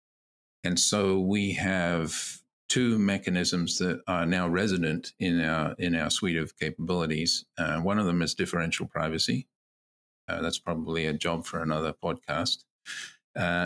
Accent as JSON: {"language": "English", "region": "Queensland", "country": "Australia", "moved": "yes", "lives_now": "Canada", "said": "my home state of Queensland in Australia"}